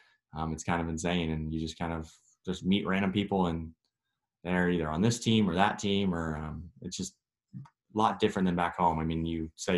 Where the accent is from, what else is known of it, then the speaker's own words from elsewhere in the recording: Bakersfield, California, United States; moved away as an adult; also born or lived in Santa Monica; I'm from Bakersfield, but I moved to the kind of beach area, Santa Monica, last year for school